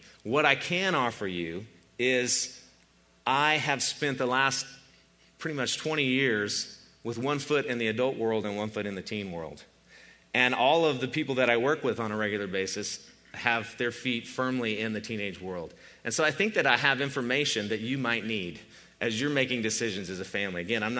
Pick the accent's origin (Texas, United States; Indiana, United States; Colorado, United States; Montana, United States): Colorado, United States; Boulder; born there; I was born in Boulder, Colorado, and I'm the youngest of four children